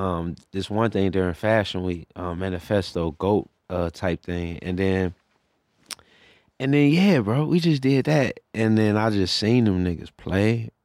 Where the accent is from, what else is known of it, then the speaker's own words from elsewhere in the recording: Cincinnati, Ohio, United States; moved away; Cincinnati, like, I grew up in Cincinnati.